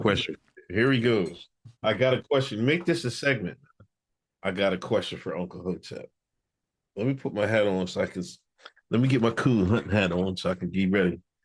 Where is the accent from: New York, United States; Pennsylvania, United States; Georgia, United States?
Pennsylvania, United States; Exeter; I'm straight from Exeter, Pennsylvania, fucking son of a nurse and a crane operator